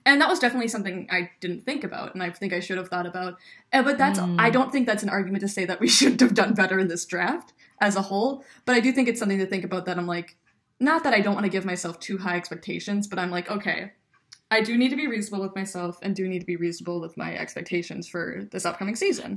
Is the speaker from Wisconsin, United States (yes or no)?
yes; Wisconsin, United States; we're from Wisconsin.